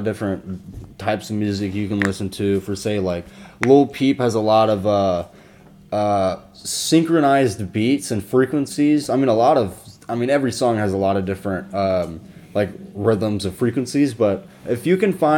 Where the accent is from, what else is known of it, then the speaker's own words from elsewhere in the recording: Jacksonville, Florida, United States; moved away as an adult; also born or lived in Orlando, Florida; now in Orange City, United States; I grew up in Duval County, Jacksonville, Florida. Yeah, Jacksonville, Florida. 904, baby